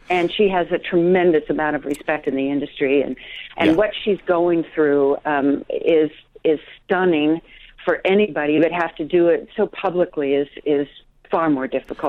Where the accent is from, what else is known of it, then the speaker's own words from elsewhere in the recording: Colorado, United States; I'm from Colorado.